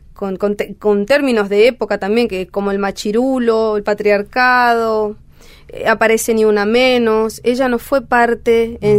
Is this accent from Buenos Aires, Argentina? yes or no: no; Clorinda, Formosa, Argentina; Yo nací en Clorinda Formosa